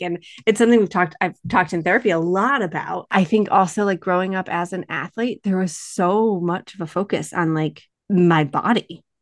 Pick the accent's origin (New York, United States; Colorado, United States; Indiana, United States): New York, United States; Western; moved away; also born or lived in Boston; we are both from Western New York